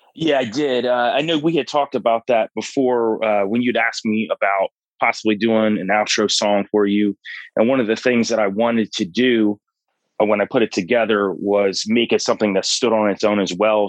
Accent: North Georgia mountains, United States; I grew up in the North Georgia mountains

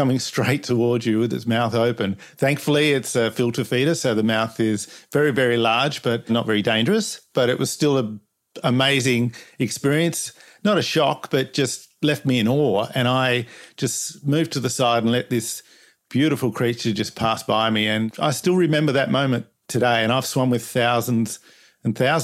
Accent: Perth, Western Australia, Australia; I'm from Perth, Western Australia

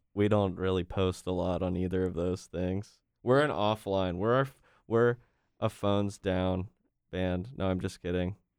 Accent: Wilmington, North Carolina, United States; we both grew up in Wilmington

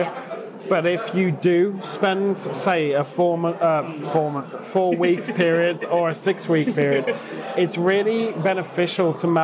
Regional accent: United Kingdom; we're British and we've sort of spent most of our life in a city suburbs

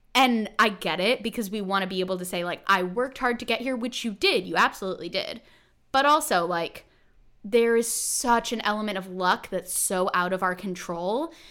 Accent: California, United States; I'm from California

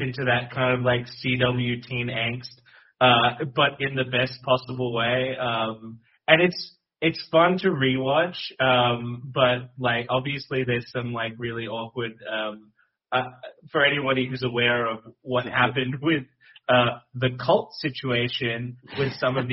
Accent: Sydney, New South Wales, Australia; now in Melbourne, Australia; I was born in Sydney, and now I live in Melbourne, Australia

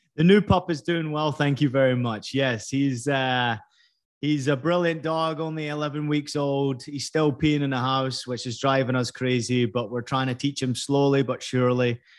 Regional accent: Scotland, United Kingdom; moved away as an adult; also born or lived in California; I was born in California, obviously grew up in, in Scotland. You can tell by the accent

